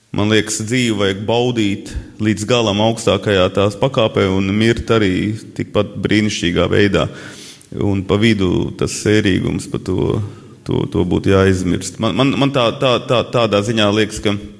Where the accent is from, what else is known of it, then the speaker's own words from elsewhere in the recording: Latgale, Latvia; es esmu latgalietis, man ir daudz savādāka mentalitāte